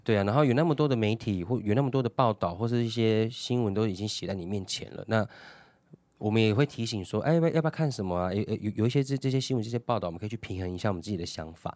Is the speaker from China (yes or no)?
no; Taiwan; 我觉得我们台湾人没有那个接受批评的嗯。的的气度